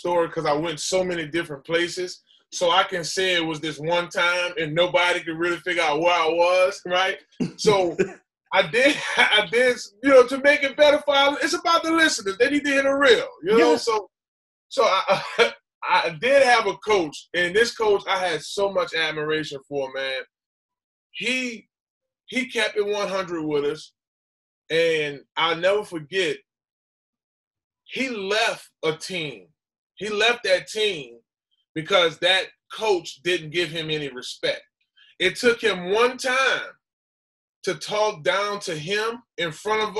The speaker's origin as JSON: {"language": "English", "town": "New Orleans", "region": "Louisiana", "country": "United States", "tie": "born or raised there", "said": "I come from New Orleans, But I was raised in a different community."}